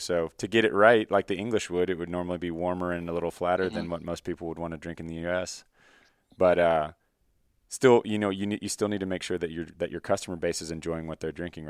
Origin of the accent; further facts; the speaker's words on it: Dallas, Texas, United States; I grew up in the Dallas area